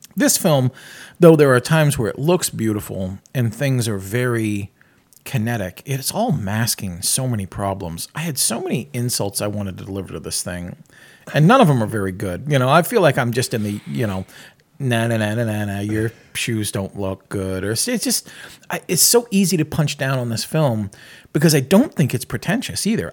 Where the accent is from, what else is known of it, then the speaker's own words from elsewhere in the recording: New England, United States; I grew up in New England